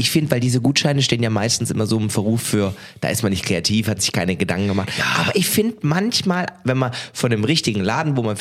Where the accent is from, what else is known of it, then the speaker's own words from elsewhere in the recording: Swabia, Germany; now in Cologne, Germany; ich komme aus dem Schworbeländle, gell?